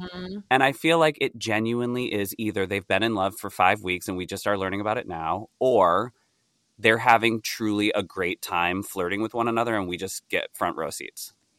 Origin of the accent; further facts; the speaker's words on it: near Rochester, New York, United States; moved away; I grew up near Rochester